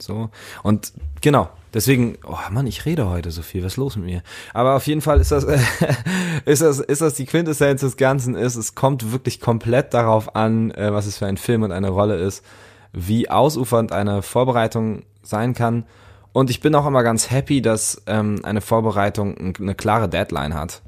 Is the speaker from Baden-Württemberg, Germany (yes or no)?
no; Lübeck, Schleswig-Holstein, Germany; Lübeck, meine Heimatstadt